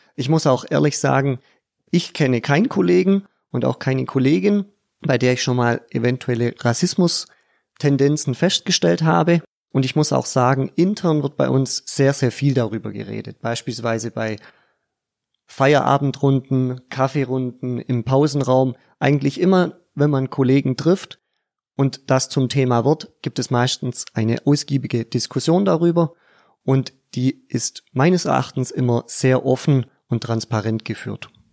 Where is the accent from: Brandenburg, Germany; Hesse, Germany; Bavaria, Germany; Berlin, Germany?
Bavaria, Germany; Pfaffenhofen an der Roth; Ich komme aus Pfaffenhofen im Landkreis Neu-Ulm